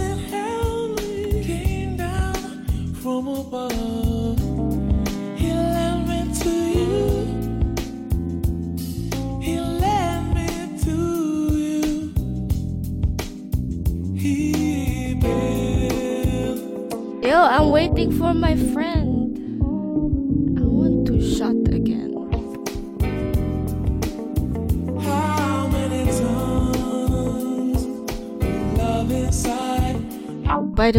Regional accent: The Hague, South Holland, Netherlands; moved away as an adult; now in Rotterdam, Netherlands; I need to shout out my hometown. I'm from Den Haag, The Hague. Shout out 070. But now I live in Rotterdam

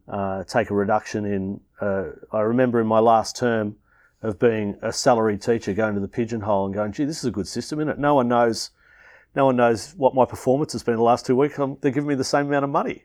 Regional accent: Melbourne, Victoria, Australia; I grew up in Melbourne

